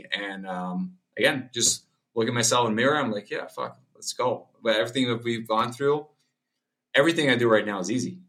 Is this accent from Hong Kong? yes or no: no; Spain; because I grew up in Spain myself. So that's kind of my country as well.